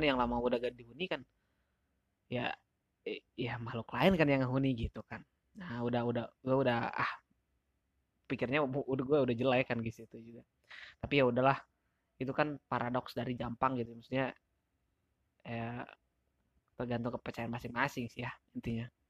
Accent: Sagaranten, Curugembar, West Java, Indonesia; dari tempat gua tuh, dari tempat gua, dari Sagaranten, jai, dari Curugembar ke Sukabumi tuh kisaran dua jam lebihan

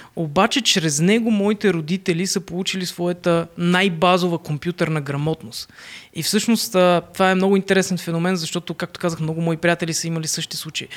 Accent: Plovdiv, Plovdiv Province, Bulgaria; съм от Пловдив

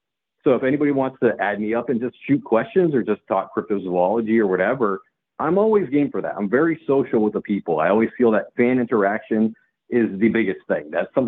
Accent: Southbridge, Massachusetts, United States; moved away; also born or lived in Charlton, Massachusetts / Webster, Massachusetts / Dudley, Massachusetts / Worcester, Massachusetts; I grew up in Southbridge, Massachusetts

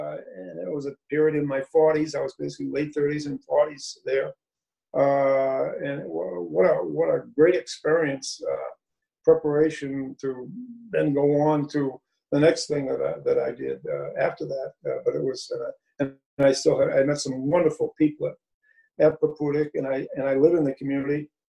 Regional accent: Saco, Maine, United States; I grew up in Saco.

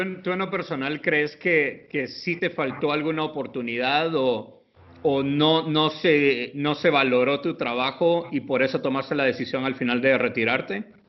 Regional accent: Guatemala; que soy guatemalteco

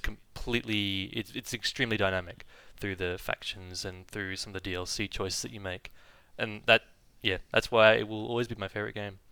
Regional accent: Dubai, United Arab Emirates; moved away; I grew up in the United Arab Emirates in Dubai

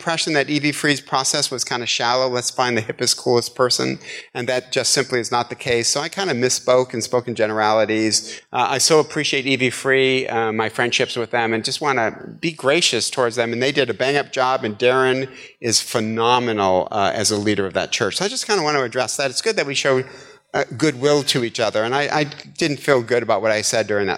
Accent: Midwest, United States; moved away; I'm from the Midwest

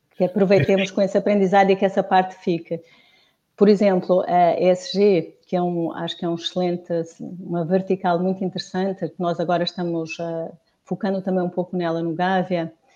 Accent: Portugal; eu sou portuguesa

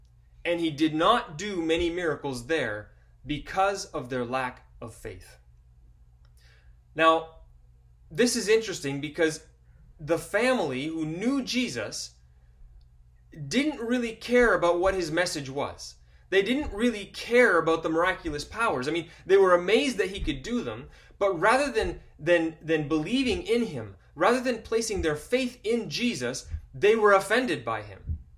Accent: Ecuador; Where I grew up in Ecuador, among the tribes there, it was common for them to blow smoke, special kinds of smoke over people, believing that that cured and cleaned them.

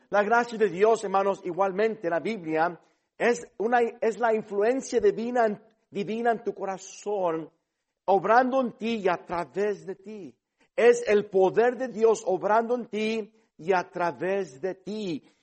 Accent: Mexico; Eh, hablo con acento porque crecí en este país, pero soy mexicano.

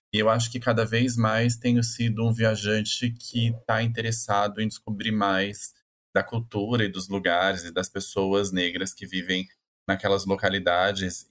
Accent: Campo Grande, Mato Grosso do Sul, Brazil; moved away as an adult; now in São Paulo, Brazil; eu sou de Campo Grande, no Mato Grosso do Sul

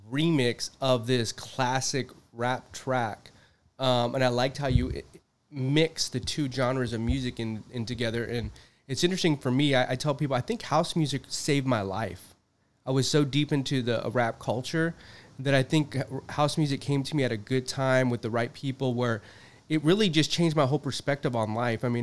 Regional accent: Manhattan Beach, California, United States; also born or lived in Downtown Los Angeles; Yeah, born and raised. I grew up in Manhattan Beach.

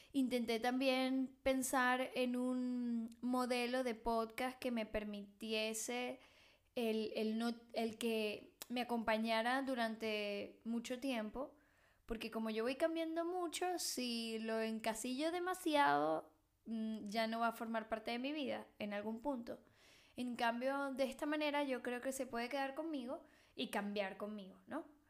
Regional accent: Venezuela; also born or lived in Mexico; now in Barcelona, Spain; yo soy venezolana, que vivió en México y vive en Barcelona

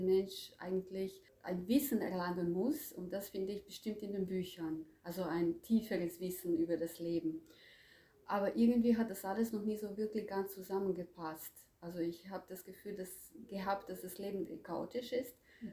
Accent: Croatia; moved away as an adult; also born or lived in Zagreb; now in Germany; Also ich komme ursprünglich aus Kroatien das mhm. war damals Jugoslawien ähm, und ich lebe seit äh, 20, mehr als 20 Jahren in Deutschland.

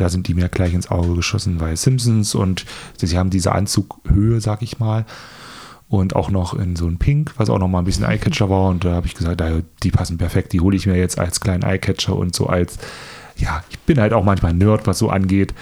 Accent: Germany; moved away; ich komme aus Ragun ursprünglich, meine Heimatstadt

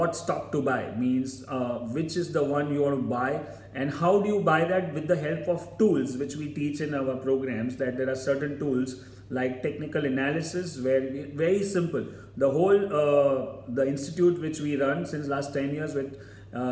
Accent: Mumbai, Maharashtra, India; I am from Mumbai

